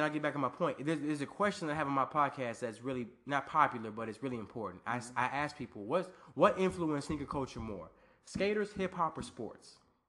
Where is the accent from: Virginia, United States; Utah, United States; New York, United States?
Virginia, United States; also born or lived in Germany; I'm Black and Puerto Rican. I grew up in Virginia. I'm a military brat. I was actually born in Germany.